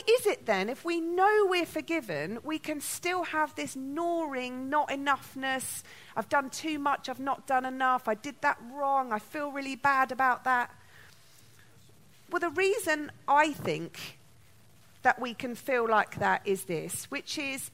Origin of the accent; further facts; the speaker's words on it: London, United Kingdom; I was born in London